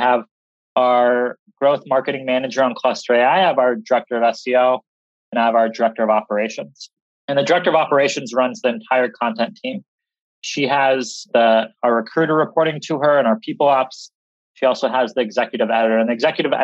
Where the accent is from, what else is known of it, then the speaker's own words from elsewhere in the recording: Seattle, Washington, United States; I'm from Seattle